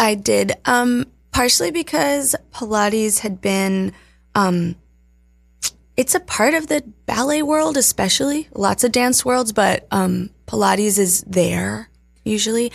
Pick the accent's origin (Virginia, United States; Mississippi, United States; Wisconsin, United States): Virginia, United States; moved away; also born or lived in Colorado; I grew up in Virginia in the sticks, in the mountains